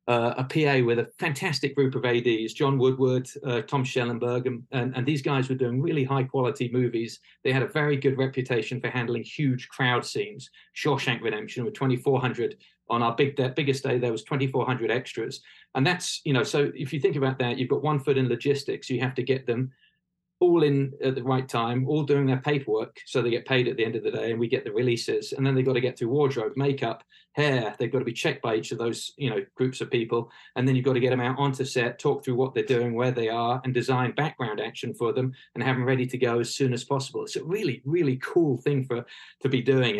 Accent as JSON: {"language": "English", "area": "the Home Counties", "region": "South East England", "country": "United Kingdom", "tie": "born or raised there", "also_born_or_lived": "Winchester", "moved": "as an adult", "lives_now": "Los Angeles, United States", "said": "I was born in Winchester. I didn't spend very much time there. I grew up in the home counties, which is sort of Berkshire, Windsor, Maidenhead"}